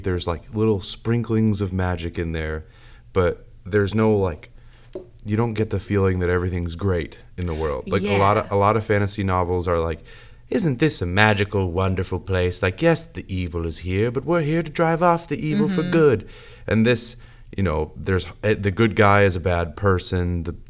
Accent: United States; I'm an American.

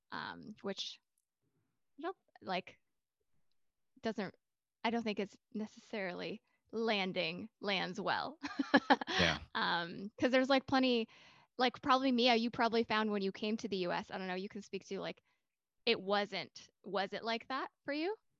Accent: United States; we're from the US

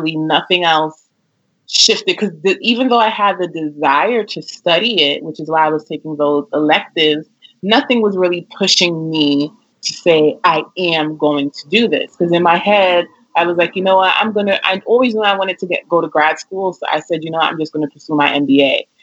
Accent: New York, United States; I'm born and raised here in New York.

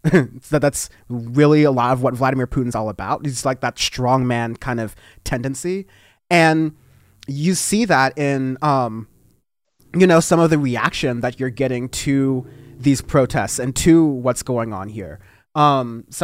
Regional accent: United States; I'm, I'm American, but I don't agree with all that stuff going on with Trump and whatnot.

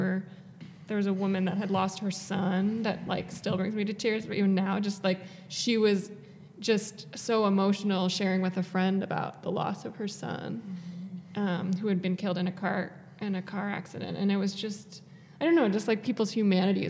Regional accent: New York, United States; we're from New York. My parents live on the coast

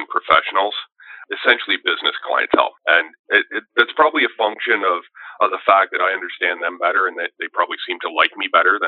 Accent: Sudbury, Ontario, Canada; moved away as an adult; also born or lived in Windsor; I grew up in Northern Ontario, just outside of Sudbury.

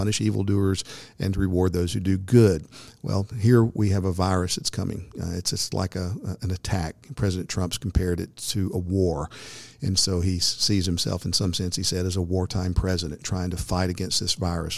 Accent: United States; as an American citizen

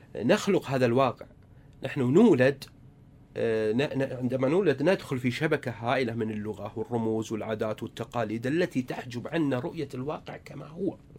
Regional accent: Saudi Arabia; عندنا في السعودية

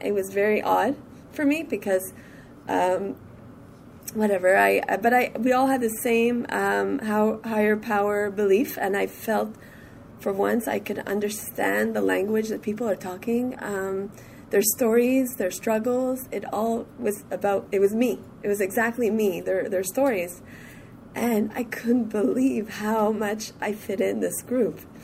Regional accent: Montreal, Quebec, Canada; I'm from Montreal

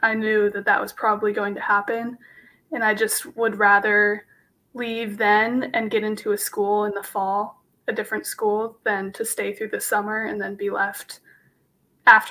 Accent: Phoenix, Arizona, United States; I'm from Phoenix, Arizona

